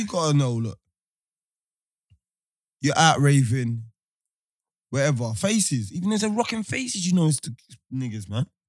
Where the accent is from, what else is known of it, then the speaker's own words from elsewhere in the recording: England, United Kingdom; I'm English